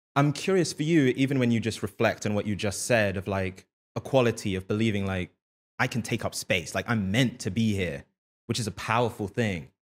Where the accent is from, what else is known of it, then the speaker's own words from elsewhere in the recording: London, United Kingdom; growing up in London